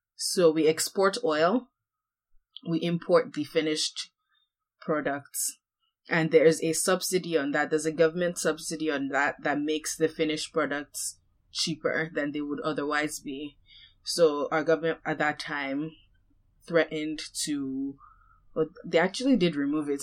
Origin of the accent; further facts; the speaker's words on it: Nigeria; moved away; I grew up in Nigeria